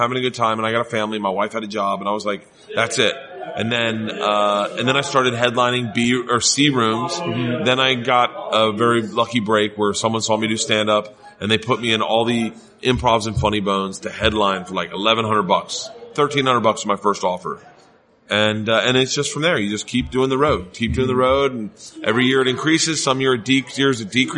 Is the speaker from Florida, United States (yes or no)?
yes; Florida, United States; moved away as an adult; also born or lived in New York; I'm from Florida